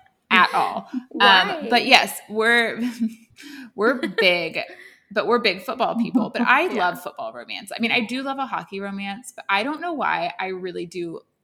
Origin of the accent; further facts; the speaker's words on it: Texas, United States; we're from Texas.